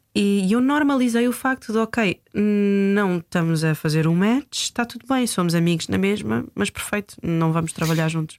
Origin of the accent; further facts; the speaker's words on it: Coimbra, Centro, Portugal; eu nasci e cresci em São Martinho do Bispo